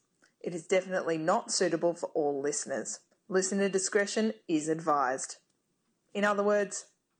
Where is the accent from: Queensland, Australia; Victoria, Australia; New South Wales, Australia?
Victoria, Australia; Mornington Peninsula; I'm from the Mornington Peninsula, just outside of Melbourne in Australia.